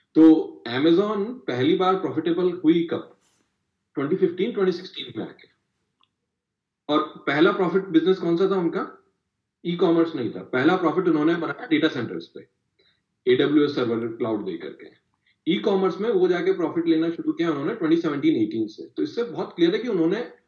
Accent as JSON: {"language": "Hindi", "town": "Kota", "region": "Rajasthan", "country": "India", "said": "मैं कोटा से आता हूँ तो मेरे यहाँ पे आपको इंजीनियरिंग की सारी बुक्स मिल जाएंगी"}